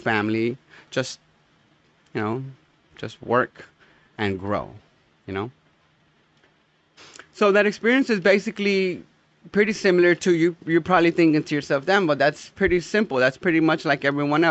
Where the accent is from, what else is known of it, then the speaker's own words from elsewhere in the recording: United States; I am American, and not simply because I was born here.